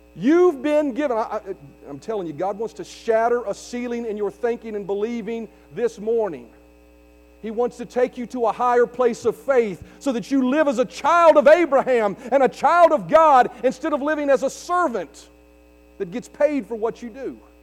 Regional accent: United States; there's a greater lineage that I have in my life than just being an American or being Eastern Europeish

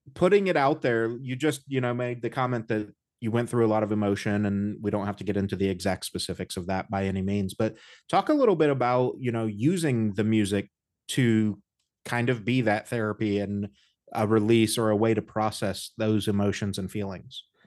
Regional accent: Indiana, United States; I grew up in the Midwest. I'm from Indiana

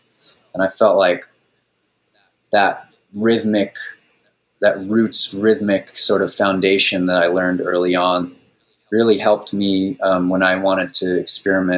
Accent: Maui, Hawaii, United States; I spent a lot of years growing up on Maui

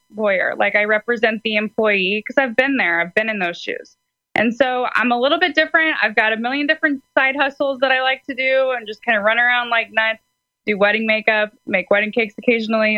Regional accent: St. Louis, Missouri, United States; I am from St. Louis, Missouri

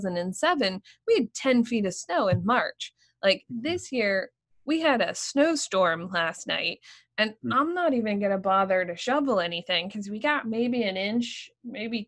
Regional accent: Pennsylvania, United States; also born or lived in Washington, D.C. / Rochester, New York; now in Maine, United States; I grew up in Pennsylvania

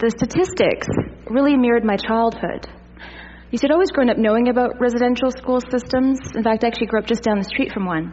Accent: Canada; moved away as an adult; also born or lived in Toronto; I grew up in a primarily Indigenous community

